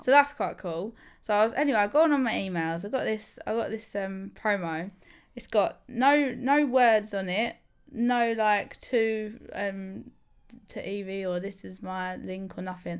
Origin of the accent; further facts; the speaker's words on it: England, United Kingdom; I'm proper, I'm proper English, me